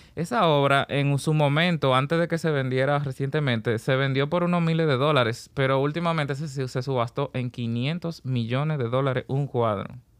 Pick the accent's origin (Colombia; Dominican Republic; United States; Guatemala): Dominican Republic; Puerto Plata; Vengo de Puerto Plata y a partir de los 16 años ya comienzo a obedecer un llamado artístico